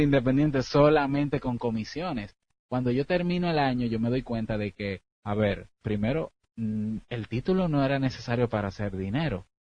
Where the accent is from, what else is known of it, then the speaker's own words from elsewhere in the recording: Dominican Republic; soy de la República Dominicana